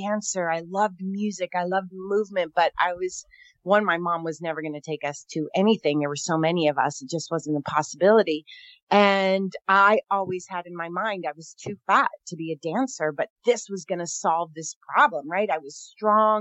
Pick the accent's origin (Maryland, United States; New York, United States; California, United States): California, United States; Northern; I'm from Northern California, one of 11 kids